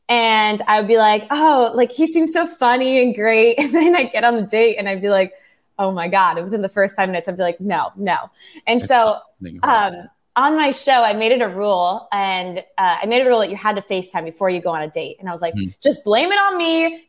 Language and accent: English; California, United States; also born or lived in Los Angeles; now in Newport Beach, United States; I'm originally from Orange County, so kind of by Disneyland. Mm-hmm. And then I lived in LA for 8 years, and I just moved to Newport Beach.